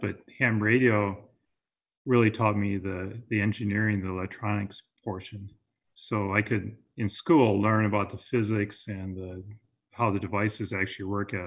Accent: Wisconsin, United States; moved away as an adult; now in California, United States; I grew up in Wisconsin and I was there through my undergraduate

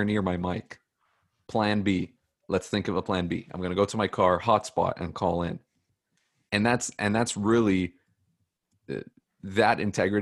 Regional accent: Toronto, Ontario, Canada; I'm a Canadian. I'm a real Etobicoke. Canadian

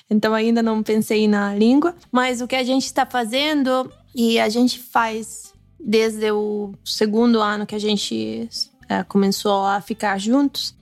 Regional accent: Piedmont, Italy; first language Italian; Portuguese is a second language; eu sou do Piemonte

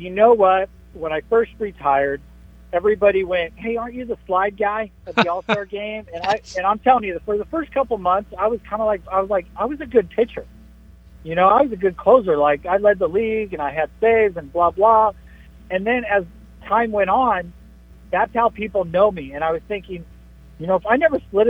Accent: San Diego, California, United States; I was born in San Diego, so I kind of feel like San Diego is home to me too.

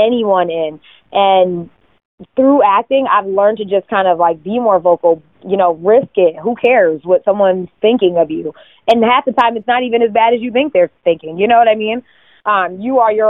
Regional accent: Connecticut, United States; moved away as an adult; now in New York, United States; I'm from Connecticut originally.

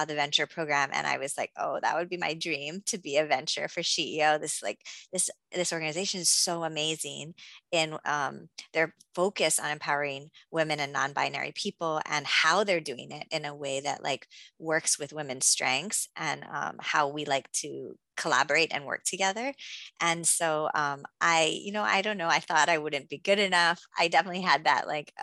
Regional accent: Hawaii, United States; moved away as an adult; also born or lived in California; I'm from Hawaii. I'm mixed race.

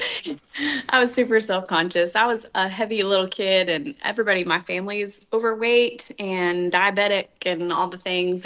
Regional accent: Dallas Fort Worth area, Texas, United States; We are from the Dallas Fort Worth area, from a little town outside of it, like 35 miles south. Um, and we actually grew up in the same town

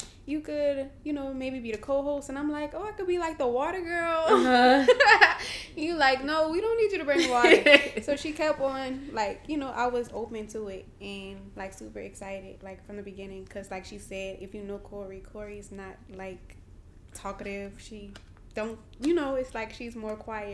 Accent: New Orleans, Louisiana, United States; I'm from New Orleans, Louisiana.

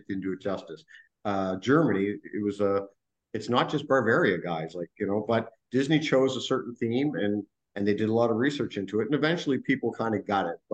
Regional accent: Canada; I'm coming from Canada

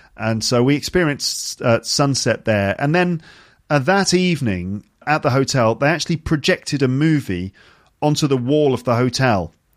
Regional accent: United Kingdom; me as a British person

